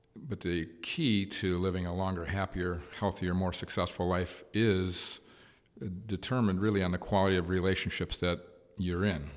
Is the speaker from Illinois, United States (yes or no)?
no; Cleveland, Ohio, United States; Was raised in the inner city of Cleveland, near the, near the West Side Market